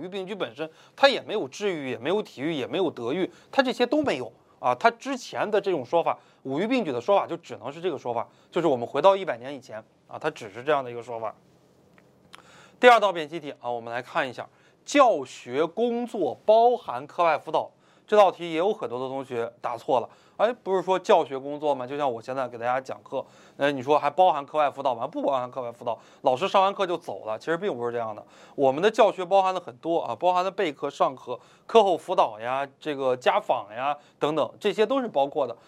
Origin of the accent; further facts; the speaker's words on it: China; 我们中国人